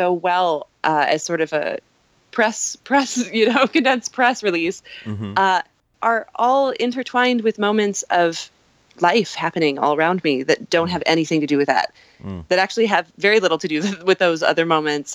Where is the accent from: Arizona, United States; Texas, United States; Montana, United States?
Montana, United States; also born or lived in Escondido, California; now in New York, United States; I was born in California but raised in Montana. And I came to New York from Montana.